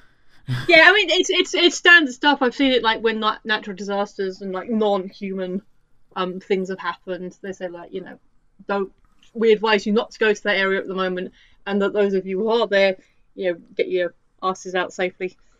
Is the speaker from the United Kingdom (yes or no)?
yes; United Kingdom; as a British person